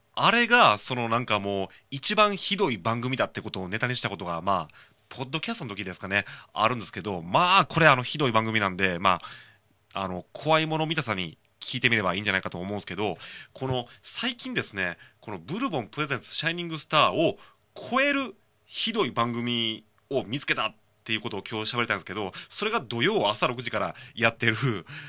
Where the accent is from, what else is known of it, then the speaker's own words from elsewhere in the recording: Shiga, Japan; now in Kobe, Japan; 僕はその滋賀県出身なんで、まあ、FM 滋賀聞いてましたし、まあ、今神戸住んでるんで